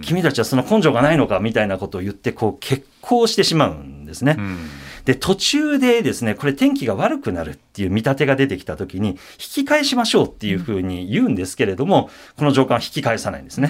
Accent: Osaka, Japan; 僕大阪出身なんですけれども

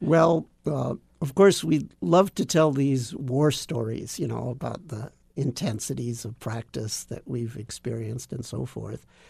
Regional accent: Los Angeles, California, United States; moved away; also born or lived in Japan; I grew up in Los Angeles

